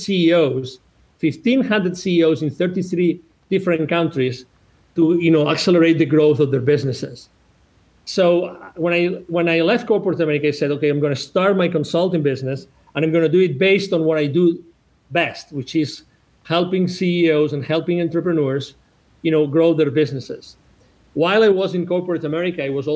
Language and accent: English; 1 hour from Barcelona, Catalonia, Spain; English is a second language; moved away as an adult; also born or lived in United States; I'm originally from Spain. I was born 1 hour away from Barcelona.